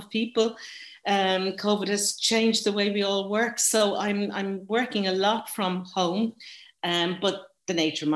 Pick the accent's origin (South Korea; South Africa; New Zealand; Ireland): Ireland; Dublin, Leinster; now in Galway, Ireland; I'm from Dublin. I'm a Northside Dub living in Galway